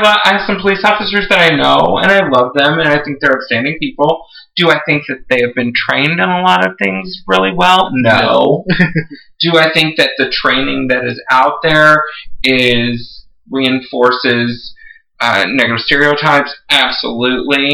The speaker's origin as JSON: {"language": "English", "region": "Texas", "country": "United States", "tie": "born or raised there", "said": "I grew up with guns in my house. I'm from Texas."}